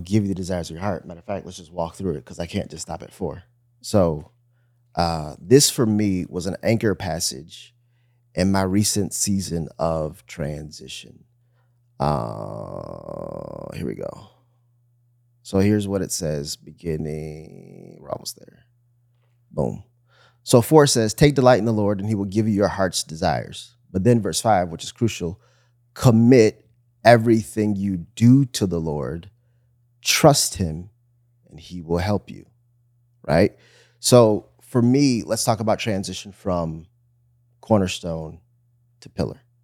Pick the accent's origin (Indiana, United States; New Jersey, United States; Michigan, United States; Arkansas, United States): Michigan, United States; Bloomfield; moved away; also born or lived in Miami; I grew up in Bloomfield, Michigan, which is super suburbia